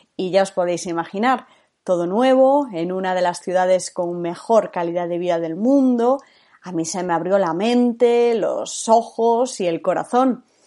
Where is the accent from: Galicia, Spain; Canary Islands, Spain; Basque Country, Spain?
Galicia, Spain; moved away as an adult; also born or lived in Madrid; Nací en Galicia, donde viví hasta los 18 años.